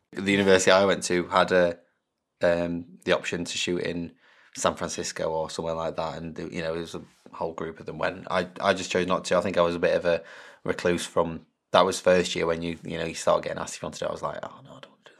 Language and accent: English; Derbyshire, East Midlands, United Kingdom; moved away as an adult; also born or lived in Lincoln; I'm from Derbyshire, which is smack bang in the middle of England pretty much.